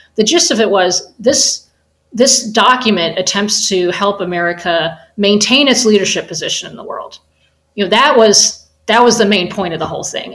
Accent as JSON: {"language": "English", "country": "United States", "said": "as an American"}